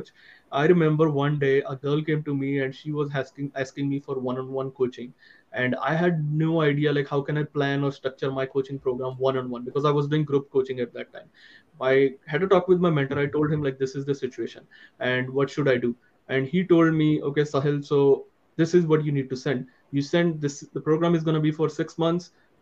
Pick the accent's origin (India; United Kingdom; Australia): India; being an Indian